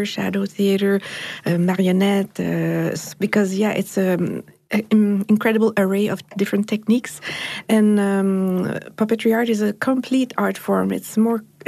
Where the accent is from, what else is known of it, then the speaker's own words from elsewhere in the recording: Montreal, Quebec, Canada; I come from Montreal in Canada, and I'm the director of Castelier